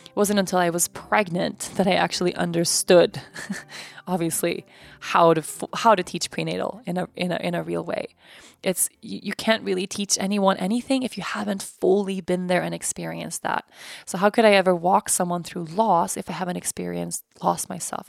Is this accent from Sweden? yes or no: yes; Sweden; I'm from Sweden. My family's lived in Sweden for generations.